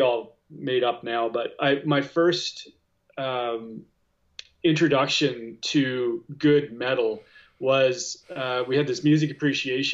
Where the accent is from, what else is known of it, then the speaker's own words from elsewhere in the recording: Regina, Saskatchewan, Canada; I grew up in Regina in Saskatchewan